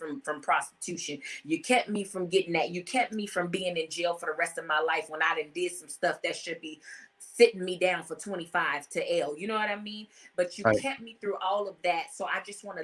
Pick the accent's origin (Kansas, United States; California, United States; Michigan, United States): California, United States; Compton; also born or lived in Los Angeles, California; now in Atlanta, United States; I'm from Compton, California